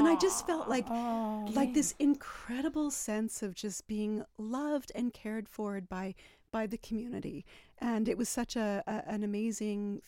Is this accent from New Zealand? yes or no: no; Manitoba, Canada; now in Chilliwack, Canada; I'm from Manitoba originally